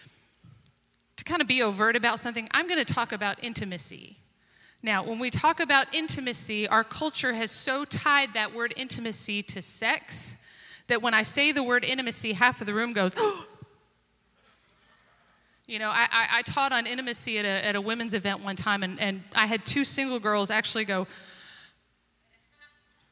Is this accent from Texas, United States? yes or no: yes; Dallas, Texas, United States; we are from Dallas-Fort Worth